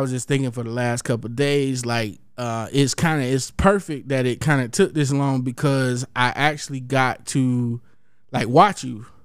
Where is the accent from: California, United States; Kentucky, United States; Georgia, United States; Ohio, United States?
Georgia, United States; Columbus; my hometown, Columbus, Georgia